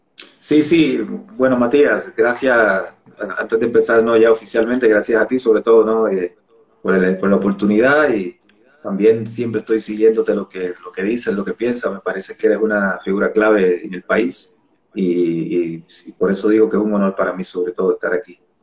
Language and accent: Spanish; San Juan, Puerto Rico; also born or lived in San Francisco de Macorís, Dominican Republic; now in Ecuador; Me crié en Barrio Obrero, imagínate, que es un barrio